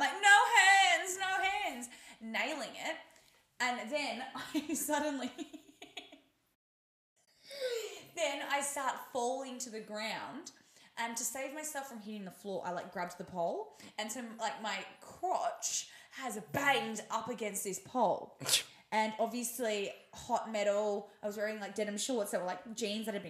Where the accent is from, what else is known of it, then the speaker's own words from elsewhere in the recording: Australia; we're also Australian